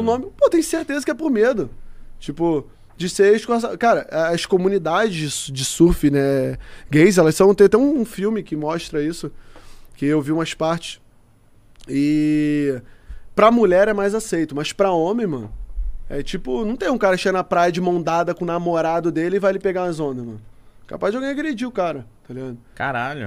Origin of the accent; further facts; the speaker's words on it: Rio de Janeiro, Brazil; eu já fui criado na Curicica